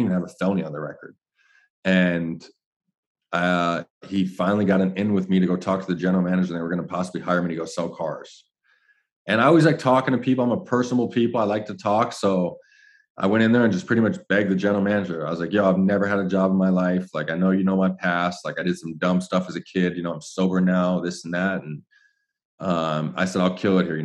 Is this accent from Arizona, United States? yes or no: yes; Phoenix, Arizona, United States; I'm from Ahwatukee